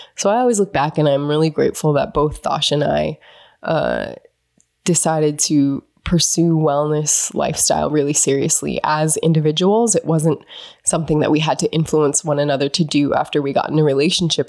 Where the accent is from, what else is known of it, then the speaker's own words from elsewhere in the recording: North Dakota, United States; moved away; growing up in North Dakota